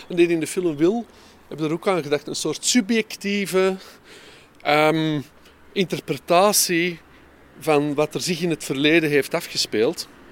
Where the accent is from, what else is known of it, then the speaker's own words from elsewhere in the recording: Mortsel, Flanders, Belgium; now in Antwerp, Belgium; ik heb mijn jeugd doorgebracht in Mortsel